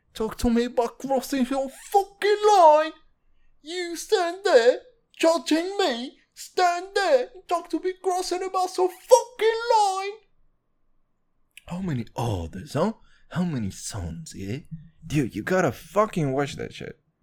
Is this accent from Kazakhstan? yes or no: yes; Kazakhstan; moved away; When people ask me where I'm from, and I say, "From Kazakhstan